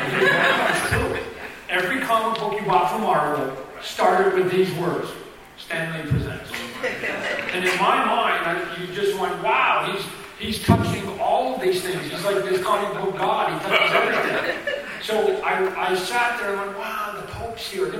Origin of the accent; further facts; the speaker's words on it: Canada; I'm a Canadian kid